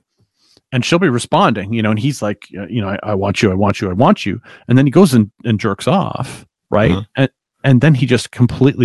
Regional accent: Canada; as a Canadian, I can't get paid in the US.

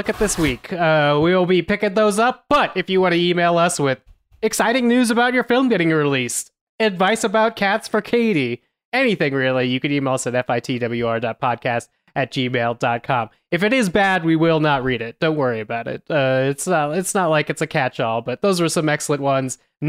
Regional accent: Toronto, Ontario, Canada; It's a very small Canadian indie. I'm from Toronto, but we've managed to secure a limited theatrical run across the US and Canada on September 22nd.

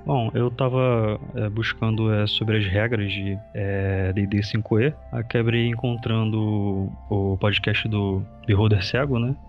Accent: Rio de Janeiro, Brazil; eu sou do Rio de Janeiro e atualmente eu estudo

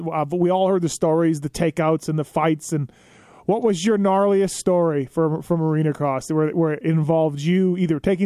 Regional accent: Canada; I grew up in Canada

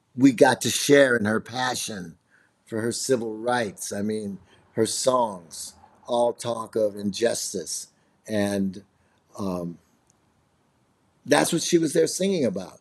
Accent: Chicago, Illinois, United States; also born or lived in Nashville; I'm from Chicago

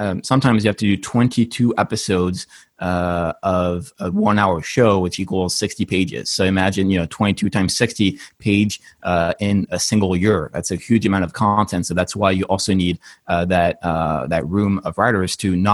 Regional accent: Paris, Île-de-France, France; moved away as an adult; now in United States; I'm originally from Paris, which is why I also have an accent. And I moved to the States about 8 years ago.

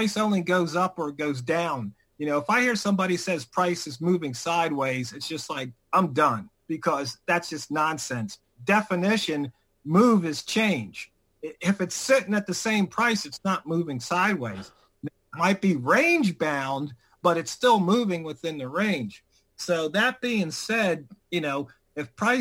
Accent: Washington, District of Columbia, United States; I grew up in Washington, D.C., Southeast

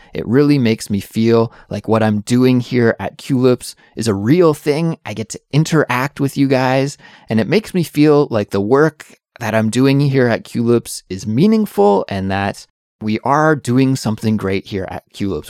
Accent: Canada; moved away as an adult; now in Seoul, South Korea; I'm an English teacher who's originally from Canada, but now I live in Seoul, South Korea

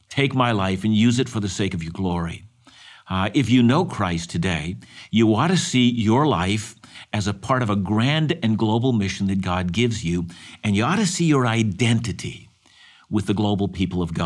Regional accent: Canada; I was born in this country and I'm thankful to be a Canadian.

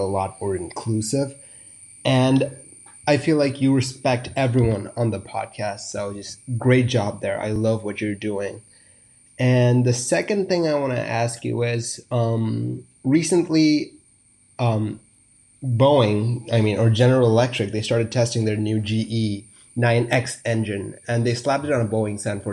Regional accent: India; I'm from India

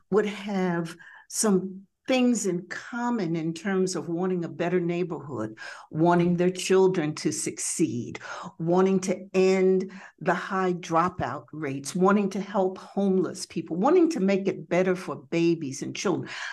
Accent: Jersey Shore, New Jersey, United States; moved away as an adult; now in Detroit, United States; originally from the Jersey Shore, which I must admit is still a piece of my heart

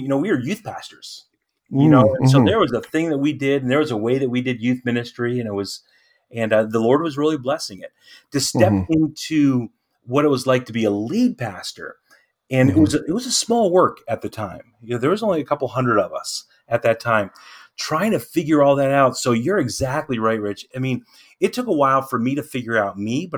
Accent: Lancaster County, Pennsylvania, United States; our area, we in Lancaster County is a unique kind of a place

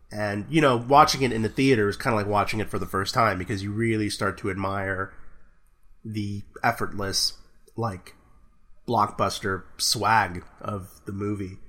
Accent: Texas, United States; I'm from Texas

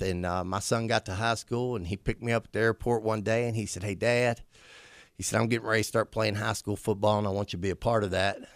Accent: St. Albans, West Virginia, United States; I was born and raised in Saint Albans, West Virginia

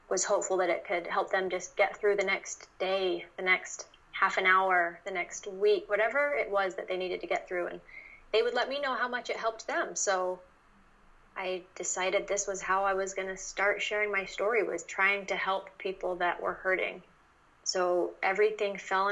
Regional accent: Utah, United States; moved away; I grew up in Utah

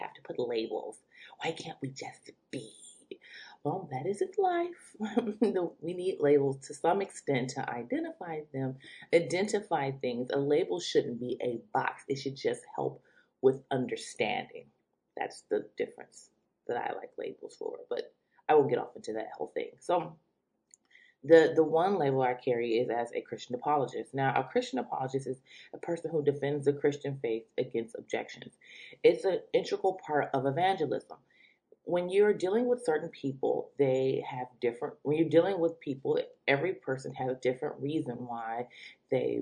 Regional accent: Detroit, Michigan, United States; I am from the Metro Detroit area.

